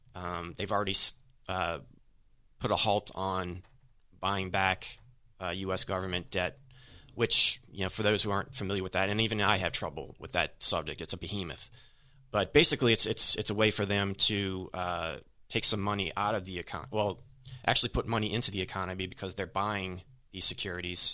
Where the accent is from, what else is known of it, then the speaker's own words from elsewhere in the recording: New Orleans, Louisiana, United States; I'm from New Orleans